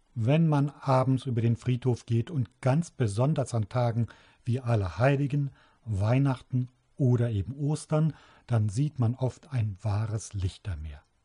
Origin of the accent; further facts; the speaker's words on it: Trier, Rhineland-Palatinate, Germany; In Trier, meiner Geburtsstadt